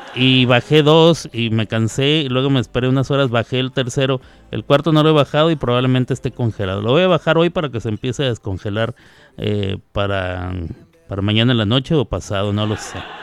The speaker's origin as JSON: {"language": "Spanish", "region": "Chihuahua", "country": "Mexico", "tie": "born or raised there", "moved": "yes", "said": "allá de mi tierra, de Chihuahua, Chihuahua"}